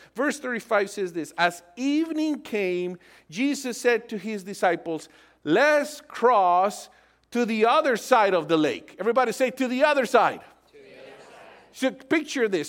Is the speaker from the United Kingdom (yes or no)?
no; Colombia; moved away; I'm originally from Colombia.